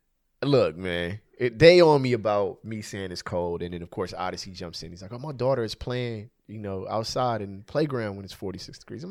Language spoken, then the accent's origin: English; California, United States; I'm from California, man.